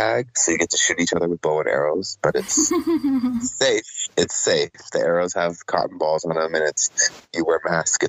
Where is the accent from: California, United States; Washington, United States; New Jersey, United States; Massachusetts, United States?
California, United States; Oceanside; also born or lived in Chula Vista, San Diego / Panama; now in San Diego, United States; a young lady that I grew up with in Oceanside and went to preschool together all the way through high school and community college